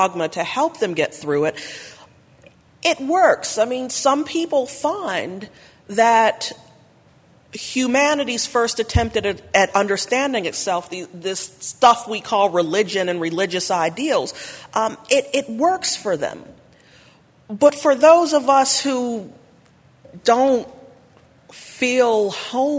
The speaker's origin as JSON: {"language": "English", "town": "Pittsburgh", "region": "Pennsylvania", "country": "United States", "said": "I come from Pittsburgh, Pennsylvania."}